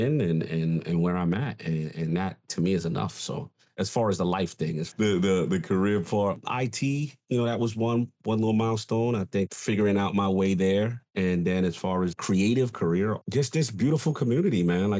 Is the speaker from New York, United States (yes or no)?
yes; New York City, New York, United States; growing up in the South Bronx